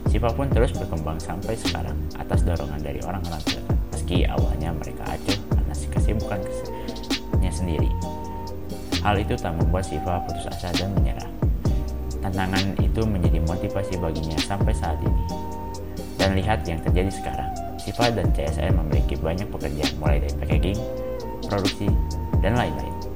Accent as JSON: {"language": "Indonesian", "town": "Pangalengan", "region": "West Java", "country": "Indonesia", "said": "Bandung Selatan kita itu terfokus, itu terlalu terfokus ke di luar gitu"}